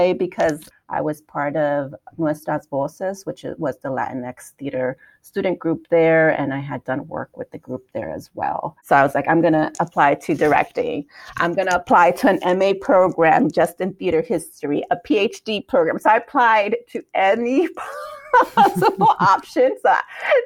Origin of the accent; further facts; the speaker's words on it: New York City, New York, United States; moved away as an adult; also born or lived in Hanover, New Hampshire; I was born and raised in Brooklyn, New York